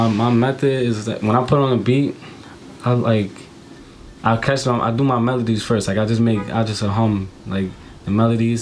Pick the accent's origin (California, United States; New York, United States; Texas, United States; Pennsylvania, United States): New York, United States; New York City; Boogie Down, Bronx. That's where I'm from, around like 167, Finley. Yeah, that's where I grew up